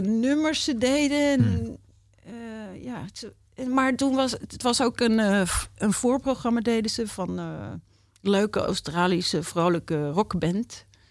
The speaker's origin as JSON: {"language": "Dutch", "town": "Amsterdam", "region": "North Holland", "country": "Netherlands", "tie": "born or raised there", "said": "ik ben Amsterdammer."}